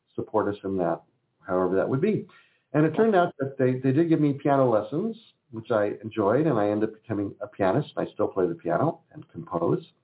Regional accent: California, United States; also born or lived in Philadelphia, Pennsylvania; I'm a California boy who happened to be born in Pennsylvania

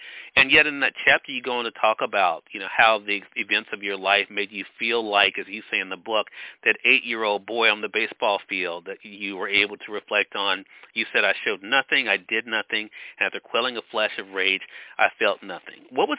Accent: the South, United States; growing up in the South

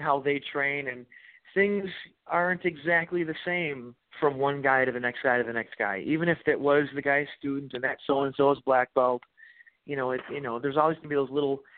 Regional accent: United States; technically I have a Polish, mostly Polish ancestry. But if I went to Poland, they'd call me an American. I can't speak Polish

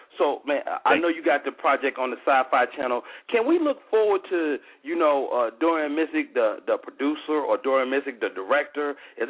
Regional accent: Chicago, Illinois, United States; I'm from Chicago, Southside, 126th State.

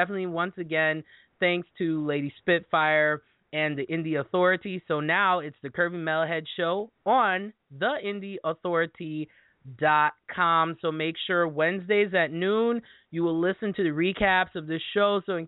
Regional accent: Midwest, United States; accent: Midwesterner; now in Wisconsin, United States; the weather here in Wisconsin, I know that's my horrible Midwesterner accent right there.

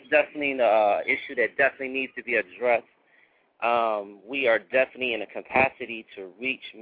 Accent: Akron, Ohio, United States; moved away as an adult; now in Atlanta, United States; I've been down here maybe about a year, a little bit over a year. I'm from Akron, Ohio originally.

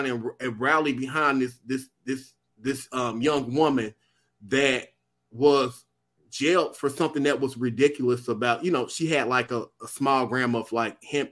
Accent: United States

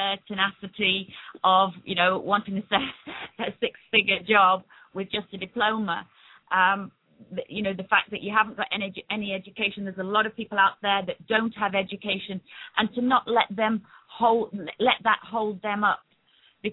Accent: England, United Kingdom; accent: British; moved away as an adult; now in Barbados; I was born in England, but I've been in the West Indies for 30 years

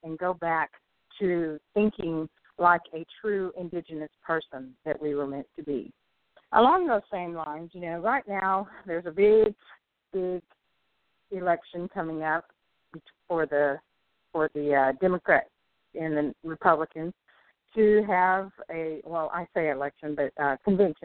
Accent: United States; We, as Native American people, already live in bad conditions

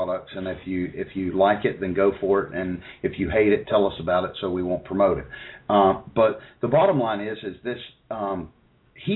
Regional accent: United States; accent: hillbilly; my hillbilly accent

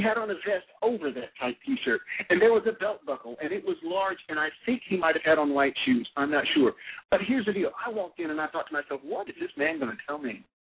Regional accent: Alabama, United States; I'm from Alabama. I come by this accent honestly

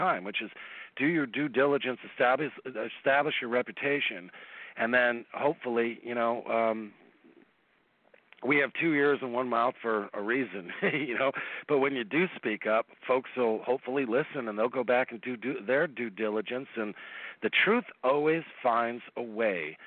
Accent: East Coast, United States; I'm from the East Coast

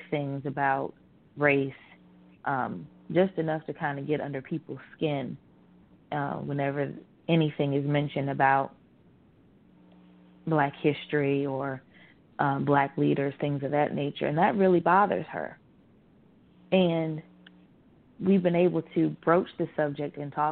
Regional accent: Virginia, United States; growing up in Virginia, in the South

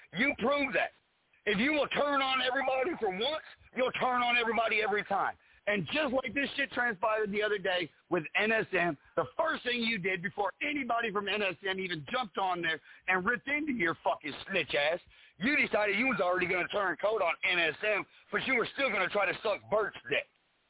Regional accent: Texas, United States; I was born and raised in Texas.

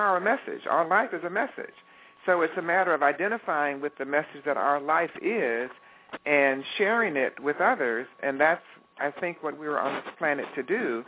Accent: Detroit, Michigan, United States; moved away as an adult; I am a product of Detroit, Michigan. That's where I was born and raised.

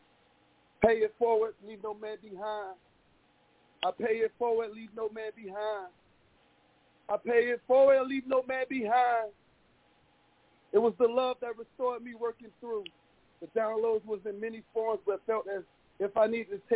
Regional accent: Miami, Florida, United States; I'm from Miami, Florida, so, you know, I'm surrounded by water

